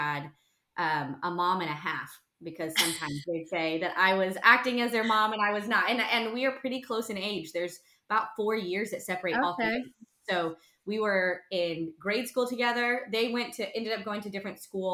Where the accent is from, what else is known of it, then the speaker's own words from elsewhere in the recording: North Texas, United States; also born or lived in Tulsa; I grew up here in North Texas